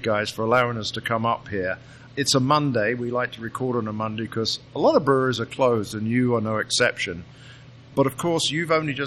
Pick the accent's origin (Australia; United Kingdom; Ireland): United Kingdom; now in Illinois, United States; I am the Brit